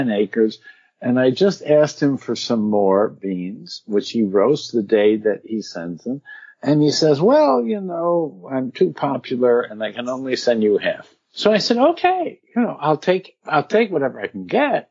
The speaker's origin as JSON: {"language": "English", "town": "New Hartford", "region": "New York", "country": "United States", "tie": "born or raised there", "said": "New Hartford was a wonderful suburb outside of Utica, New York"}